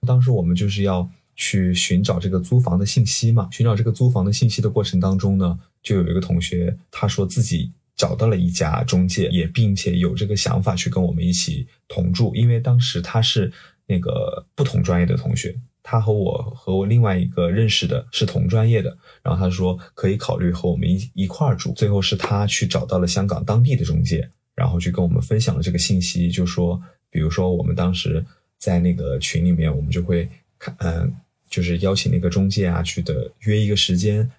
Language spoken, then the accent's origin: Chinese; southern China, China; moved away as an adult; also born or lived in Guizhou / Shenzhen; now in Hong Kong; 我是南方人